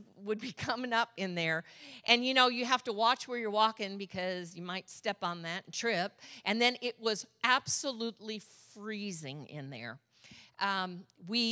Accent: Michigan, United States; now in Orange County, California, United States; I'm from Michigan

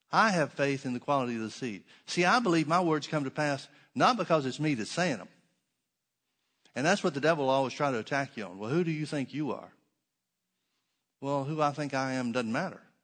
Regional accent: the South, United States; I grew up in the South and we had oak trees.

